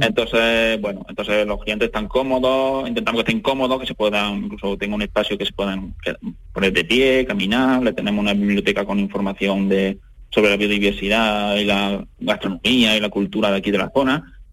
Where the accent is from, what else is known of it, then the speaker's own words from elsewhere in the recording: Adamuz, Andalusia, Spain; mi entorno, de aquí de mi pueblo, de Adamú